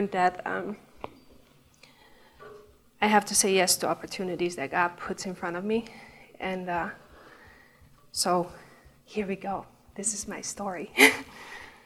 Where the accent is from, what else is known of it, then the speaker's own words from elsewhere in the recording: Netherlands; English is a second language; moved away; I'm from the Netherlands. I mean, you can tell my accent, and I've tried to cover that up in the beginning, but I gave up